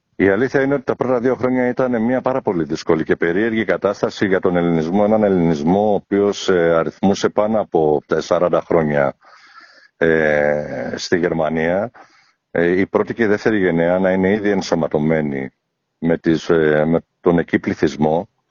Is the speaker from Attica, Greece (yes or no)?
yes; Piraeus, Attica, Greece; moved away as an adult; also born or lived in Athens / Phthiotis; now in Düsseldorf, Germany; Η καταγωγή μου είναι από τη Φθιώτιδα. Έχω γεννηθεί Αθήνα, έχω μεγαλώσει Πειραιά